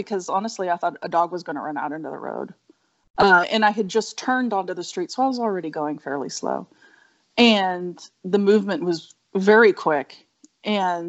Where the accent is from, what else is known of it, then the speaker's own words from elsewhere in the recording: Northern California, United States; I grew up in Northern California